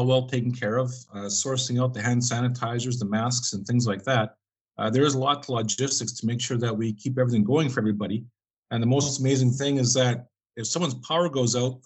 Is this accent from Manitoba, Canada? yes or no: yes; East Selkirk, Manitoba, Canada; I grew up in East Selkirk, originally a farm kid